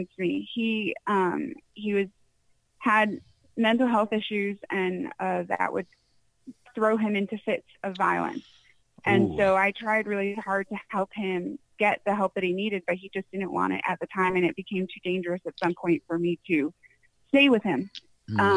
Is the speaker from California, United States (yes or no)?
no; Connecticut, United States; moved away as an adult; also born or lived in Chino Valley, Arizona; now in Arizona, United States; I grew up in Connecticut